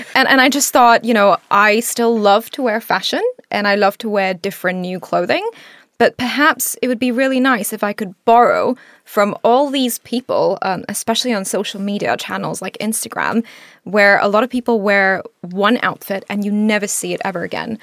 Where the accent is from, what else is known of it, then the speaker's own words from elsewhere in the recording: Singapore; also born or lived in India; now in United Kingdom; I grew up in Singapore